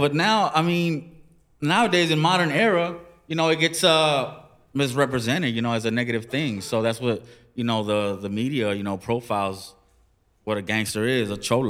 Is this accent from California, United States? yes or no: yes; Los Angeles, California, United States; also born or lived in Compton, California; I grew up in the ghetto, man. I grew up in the hood, man. I'm from East LA, was raised in South Central, and I grew up in Compton, man.